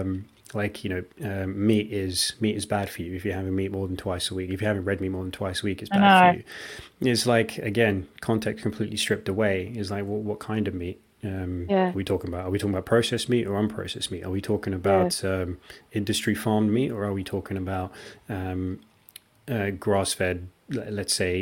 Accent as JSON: {"language": "English", "country": "India", "tie": "born or raised there", "said": "that's the country that I grew up in, we just had tons of rice."}